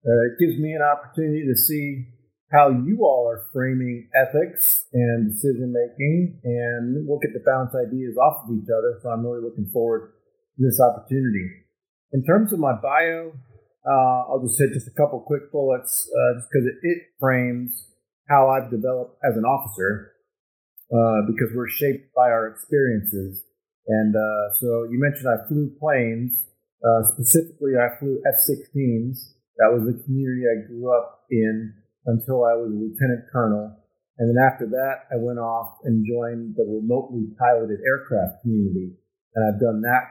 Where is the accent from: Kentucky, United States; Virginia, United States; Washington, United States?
Virginia, United States; Northern; I grew up in Northern Virginia.